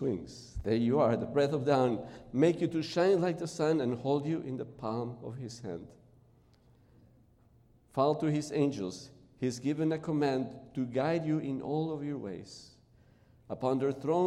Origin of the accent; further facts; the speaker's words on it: Peru; first language Spanish; English is a second language; moved away as an adult; now in Chicago, United States; As you notice, my accent is not American. I was born in Peru in South America. And I came to this country, I came to live here in 1990 in Chicago.